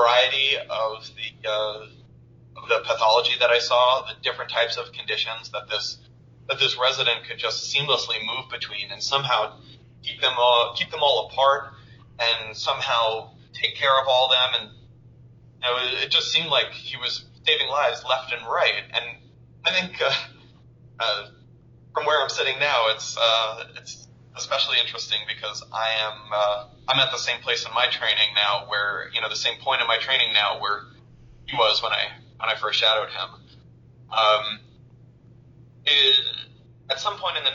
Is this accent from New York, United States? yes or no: yes; New York, United States; moved away as an adult; also born or lived in Boston / Miami; now in Philadelphia, United States; I was born and raised in New York